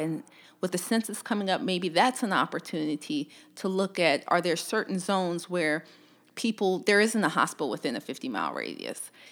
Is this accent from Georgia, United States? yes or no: yes; Columbus, Georgia, United States; also born or lived in Louisiana; I'm originally from Columbus, Georgia